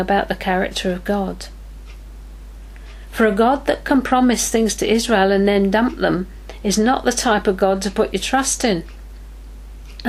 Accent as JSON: {"language": "English", "region": "England", "country": "United Kingdom", "said": "as an English person"}